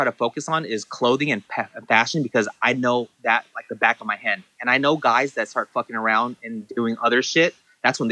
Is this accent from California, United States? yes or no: yes; Santa Ana, California, United States; growing up in Santa Ana, I'm Vietnamese